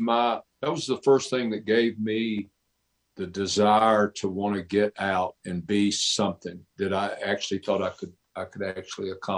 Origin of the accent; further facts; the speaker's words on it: Nashville, Tennessee, United States; also born or lived in Mount Juliet, Tennessee; I'm from Nashville. I grew up in downtown Nashville. I'm a city kid. I grew up in the city. And I'm a Nashville native